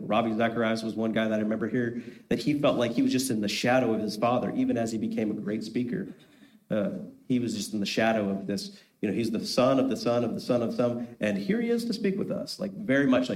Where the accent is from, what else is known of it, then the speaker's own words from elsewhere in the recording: Holmes County, Ohio, United States; first language Pennsylvania Dutch (Amish); English is a second language; we moved from Holmes County, which is where all the Amish were at the time, and we moved a county over